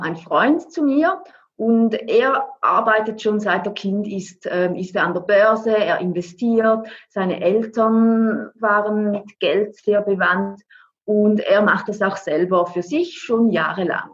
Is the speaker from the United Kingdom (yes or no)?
no; Switzerland; ich bin aus der Schweiz.